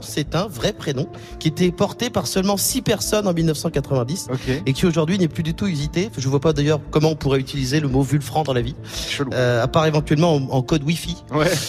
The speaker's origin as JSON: {"language": "French", "country": "France", "said": "on est Français"}